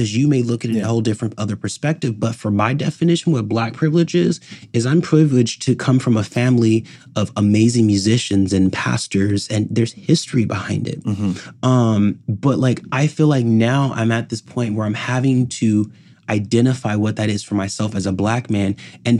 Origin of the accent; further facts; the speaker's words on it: Palm Desert, California, United States; I'm born and raised in Palm Desert